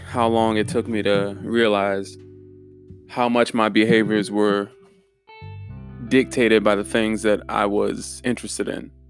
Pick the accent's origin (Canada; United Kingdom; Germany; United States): Germany; I'm from Germany, so I've always uh, I was fascinated with the Holocaust